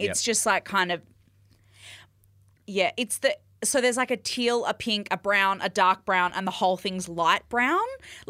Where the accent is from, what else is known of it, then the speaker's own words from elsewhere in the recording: Perth, Western Australia, Australia; because I'm from Perth.